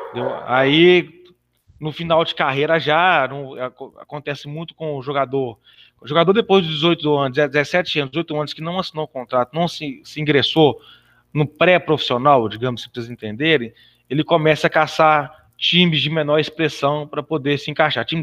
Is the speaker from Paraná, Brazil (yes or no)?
no; Belo Horizonte, Minas Gerais, Brazil; eu nasci em Belo Horizonte, né? Tenho 43 anos, muito bem vividos, graças a Deus.